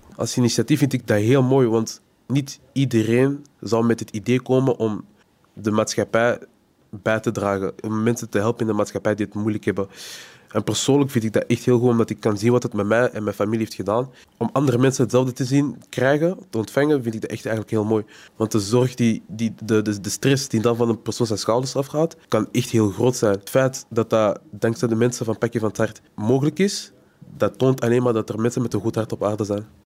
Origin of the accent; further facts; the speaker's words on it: Antwerp, Flanders, Belgium; Geboren in Antwerpen